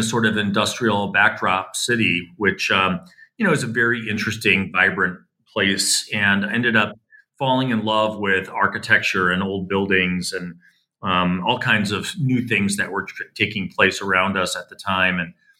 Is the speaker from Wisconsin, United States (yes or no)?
yes; Milwaukee, Wisconsin, United States; Well, I was born in Milwaukee, Wisconsin. So I'm a Midwest kid in the early 1960s. And so I grew up when Milwaukee was sort of a very vibrant industrial city.